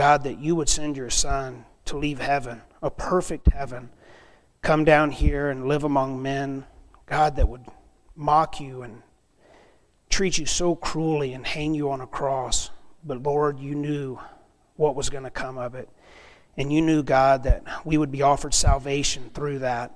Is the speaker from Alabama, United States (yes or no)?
yes; South Alabama, United States; moved away as an adult; also born or lived in Montana; now in Klamath Falls, United States; I'm from South Alabama. And we don't get this white stuff down there